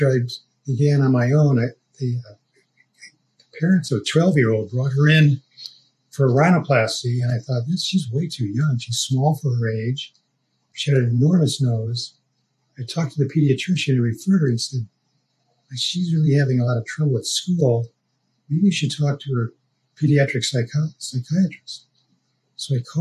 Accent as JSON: {"language": "English", "town": "Moline", "region": "Illinois", "country": "United States", "tie": "born or raised there", "also_born_or_lived": "San Francisco", "moved": "as an adult", "lives_now": "New York, United States", "said": "I was born in Moline, Illinois"}